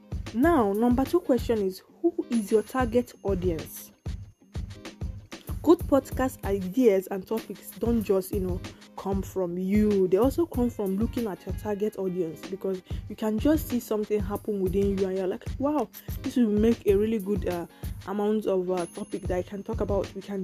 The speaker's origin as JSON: {"language": "English", "region": "England", "country": "United Kingdom", "said": "I'm an English person, I'm an English girl."}